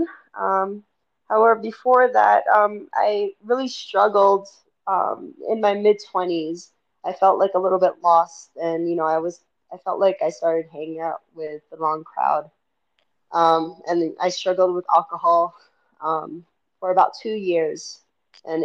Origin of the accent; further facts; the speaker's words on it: Miami, Florida, United States; moved away as an adult; now in Salt Lake City, United States; I'm originally from Miami. I haven't lived anywhere outside of Miami for nearly 30 years